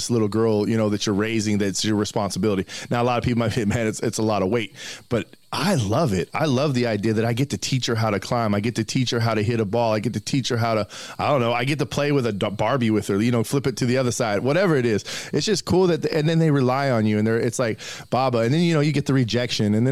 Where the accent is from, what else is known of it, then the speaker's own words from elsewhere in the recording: Colorado, United States; I was born and raised in Colorado